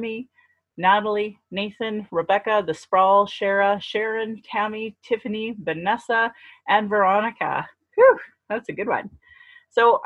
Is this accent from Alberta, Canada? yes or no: yes; Calgary, Alberta, Canada; I was born in Calgary, or in Blackfoot Mokinstis